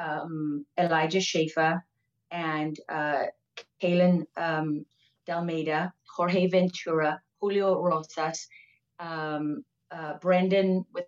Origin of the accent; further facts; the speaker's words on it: Durban, KwaZulu-Natal, South Africa; now in Texas, United States; I was born in Durban in South Africa at Mother's Hospital